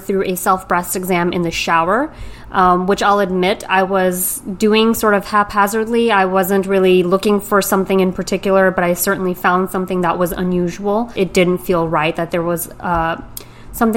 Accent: New York City, New York, United States; moved away as an adult; now in Greenwich, United States; I am a born and raised New Yorker.

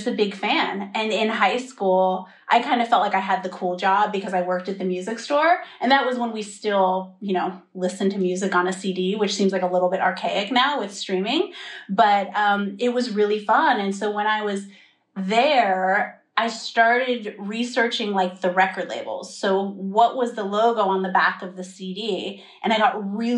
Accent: Bay Area, California, United States; moved away as an adult; brought me back home because I'm from the Bay Area

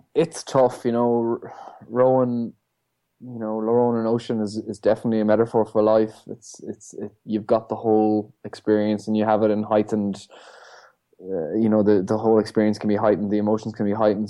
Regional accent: Ireland; born or raised there

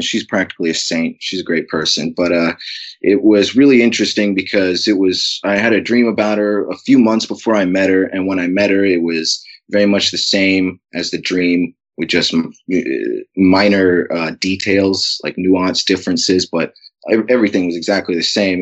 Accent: Alaska, United States; growing up in Alaska, uh, from an early age

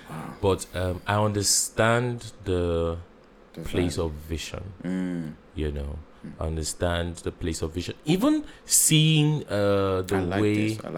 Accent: Nigeria; as a Nigerian

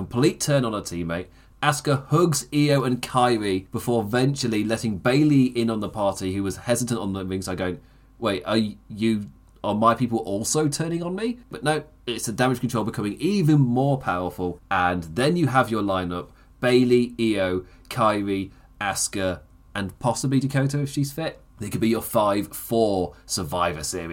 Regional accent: England, United Kingdom; as an English person

